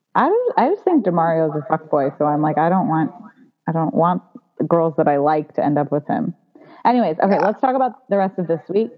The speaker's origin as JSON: {"language": "English", "country": "United States", "tie": "born or raised there", "said": "a second generation Indian growing up in America"}